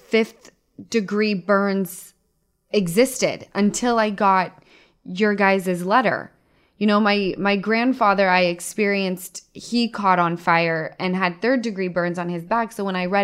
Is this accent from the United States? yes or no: yes; Utah, United States; I'm from Utah